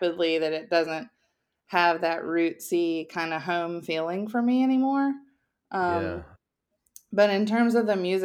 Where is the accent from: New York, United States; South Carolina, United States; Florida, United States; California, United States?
South Carolina, United States; moved away as an adult; also born or lived in Nashville, Tennessee; now in Georgia, United States; I grew up in South Carolina, but lived in Nashville from age 18 until I guess age 40.